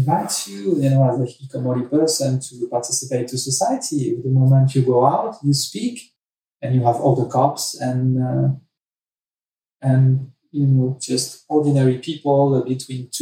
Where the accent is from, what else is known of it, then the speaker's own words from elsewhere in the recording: France; moved away; I was raised in France